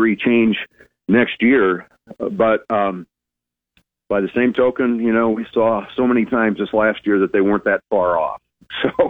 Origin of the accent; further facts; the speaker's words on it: Lincoln, Nebraska, United States; I grew up in Lincoln years ago